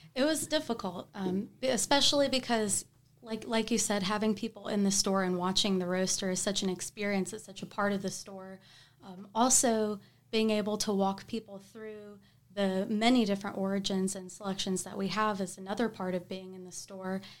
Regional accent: Tuscaloosa, Alabama, United States; moved away as an adult; now in Huntsville, United States; I'm from Tuscaloosa

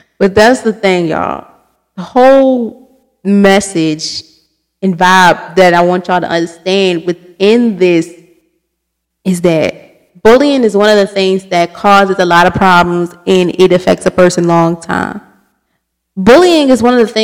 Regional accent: Baltimore, Maryland, United States; I'm from Baltimore City.

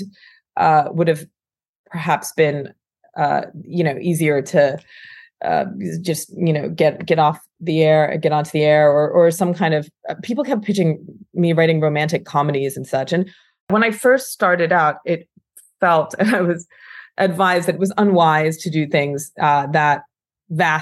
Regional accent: United States; I grew up and was born in America

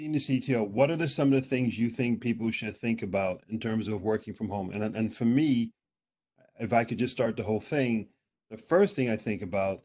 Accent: United States; now in Norway; I'm American

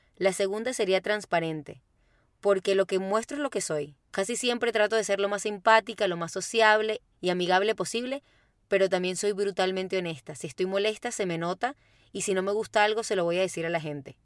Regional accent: Caracas, Capital District, Venezuela; moved away as an adult; now in Santiago, Chile; soy de Caracas, Venezuela

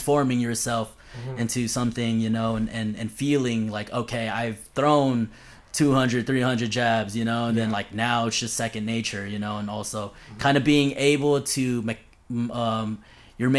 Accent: Los Angeles, California, United States; I grew up in I grew up in LA in California

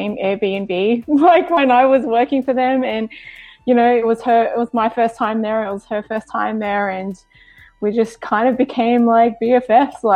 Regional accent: Sydney, New South Wales, Australia; moved away as an adult; also born or lived in Los Angeles, United States; now in Virginia, United States; I was born and bred in Australia, Sydney, Australia

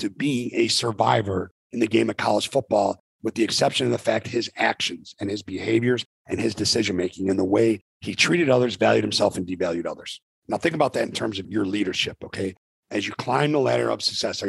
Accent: Arlington Heights, Illinois, United States; We grew up together in Arlington Heights, Illinois

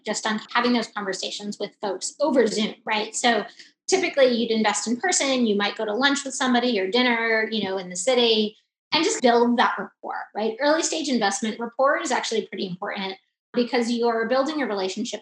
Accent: South Florida, United States; now in Chicago, United States; I'm actually originally from South Florida

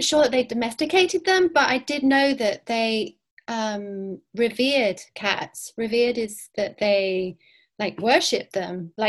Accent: Cyprus; born there; Okay, I was born in Cyprus. Did I mention that? That's when I had my first cats, anyway.

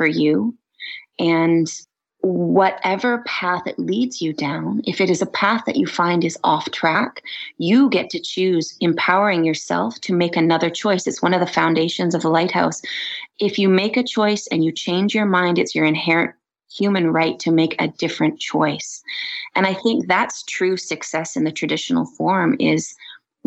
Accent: Vancouver Island, British Columbia, Canada; now in Kelowna, Canada; Western Red Cedar, which I grew up with on Vancouver Island

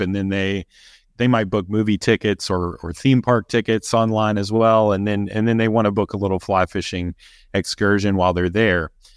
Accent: Kentucky, United States; I grew up in Kentucky as well

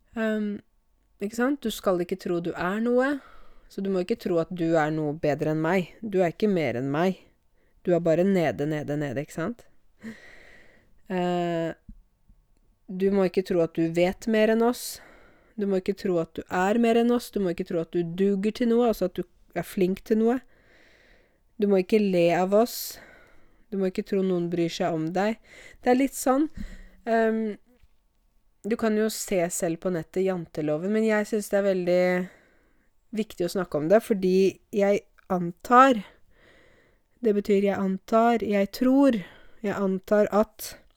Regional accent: Norway; som nordmann selv

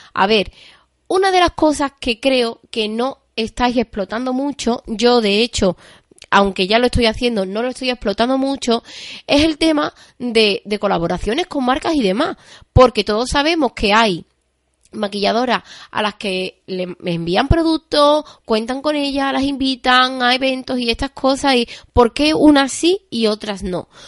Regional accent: Seville, Andalusia, Spain; yo soy de Sevilla

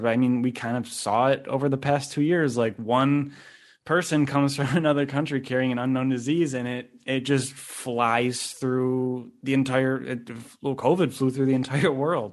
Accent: Buffalo, New York, United States; now in New York City, United States; growing up in the Niagara Falls, Buffalo area

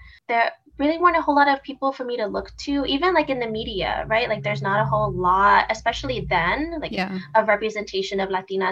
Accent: Houston, Texas, United States; I am a Houston native, born and raised in Houston

